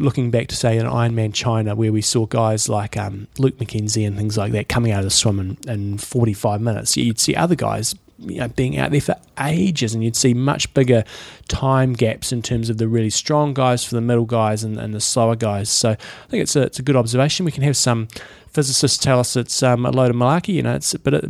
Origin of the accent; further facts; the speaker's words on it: Scotland, United Kingdom; now in Singapore; I grew up in Scotland, what's a swimming pool? And live in Singapore where there's always a current and the sea swims.